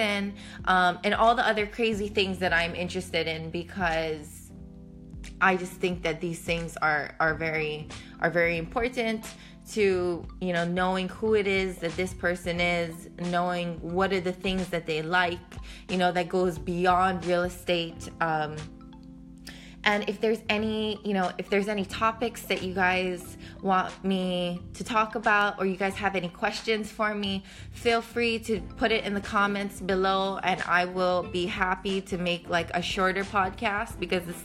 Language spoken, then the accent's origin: English; Hawaii, United States; moved away as an adult; now in New York City, United States; I literally went from living my entire life in Hawaii to moving to New York City